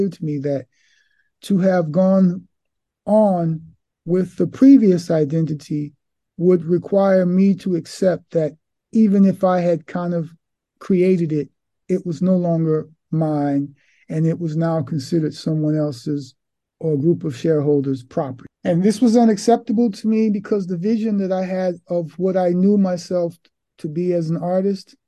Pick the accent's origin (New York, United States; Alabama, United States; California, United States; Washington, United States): New York, United States; New York City; now in Milan, Italy; I was born in Harlem, Manhattan, New York City, New York State, on the East Coast of America